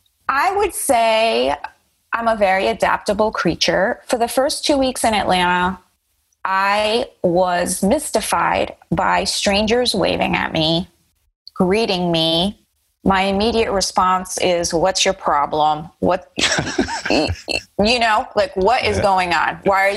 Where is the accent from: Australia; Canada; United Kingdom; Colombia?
Colombia; first language Spanish; English is a second language; also born or lived in United States; My parents are not from here. I was born in the United States, but had a lot of upbringing in Colombia, which is obviously very different. I learned English at the age of 6.